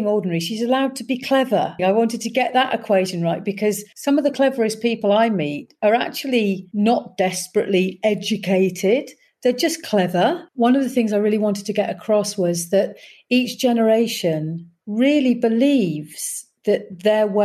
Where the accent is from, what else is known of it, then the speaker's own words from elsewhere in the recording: Leicester, East Midlands, United Kingdom; moved away; I'm very much a Leicester girl, and Leicester have embraced me, even though I haven't lived there for 30 or 40 years